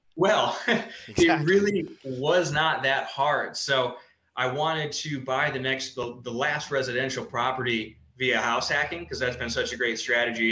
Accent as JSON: {"language": "English", "region": "Midwest", "country": "United States", "tie": "born or raised there", "also_born_or_lived": "Ohio", "moved": "as an adult", "lives_now": "Colorado, United States", "said": "I grew up in the Midwest, very conservative, very scarcity"}